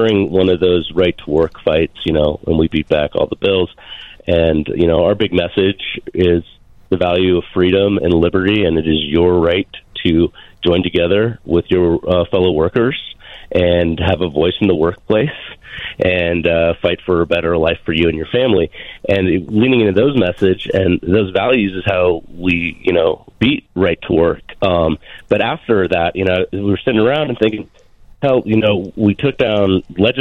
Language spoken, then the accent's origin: English; Montana, United States; moved away as an adult; I am from the great state of Montana with its long, proud labor history, and that's where I've been for a good chunk of my life